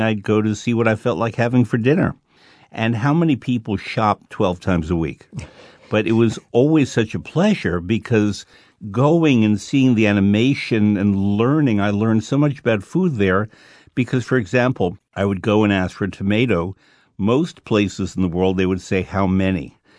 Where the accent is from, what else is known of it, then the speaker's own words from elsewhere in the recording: New York, United States; I'm a New Yorker